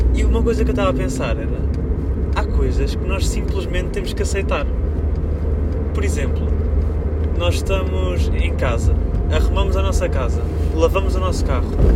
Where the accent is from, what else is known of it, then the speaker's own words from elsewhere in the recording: Coimbra, Centro, Portugal; sou de Coimbra, não sei se vocês estão a par, mas a minha cidade está cheia de obras